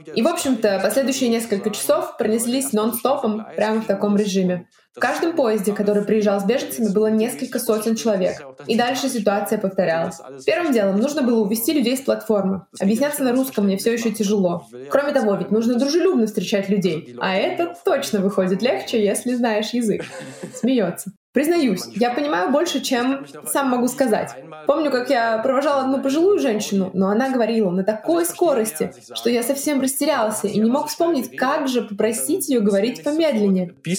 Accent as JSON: {"language": "Russian", "country": "Russia", "moved": "yes", "lives_now": "Berlin, Germany", "said": "я из России"}